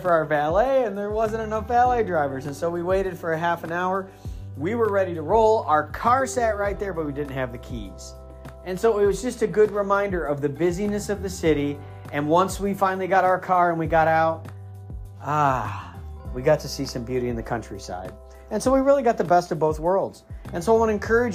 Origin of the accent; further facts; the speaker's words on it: Midwest, United States; also born or lived in Northeast US; now in Northeast, United States; I'm from the Midwest, but I live in the Northeast.